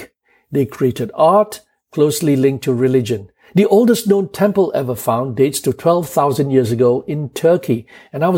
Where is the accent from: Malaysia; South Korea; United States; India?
Malaysia; Kuala Lumpur; I was born in Kuala Lumpur at 12:30 a.m. on the 1st of April, 1960.